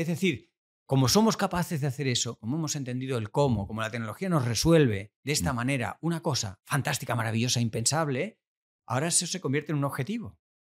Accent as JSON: {"language": "Spanish", "country": "Argentina", "tie": "born or raised there", "said": "nací en Argentina, en Argentina es la tierra del asado"}